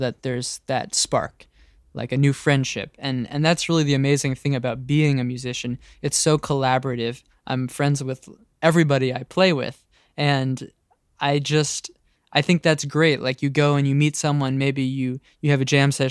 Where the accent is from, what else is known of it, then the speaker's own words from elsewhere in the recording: San Francisco, California, United States; now in Brooklyn, United States; I grew up in San Francisco, but I currently live in Brooklyn, New York.